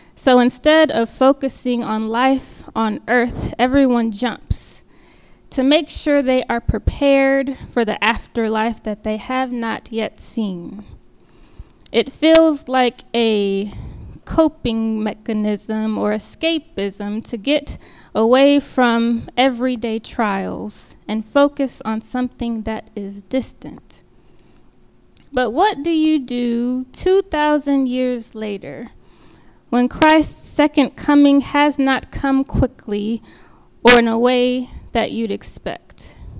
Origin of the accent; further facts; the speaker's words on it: Austin, Texas, United States; moved away as an adult; now in King of Prussia, United States; Austin being my hometown